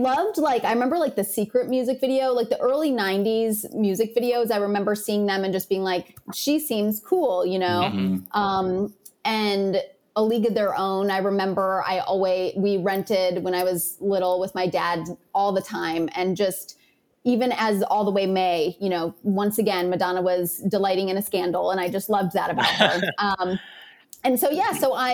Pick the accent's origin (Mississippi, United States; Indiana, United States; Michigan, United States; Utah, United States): Michigan, United States; Pontiac; I'm from Michigan. I was actually born in Pontiac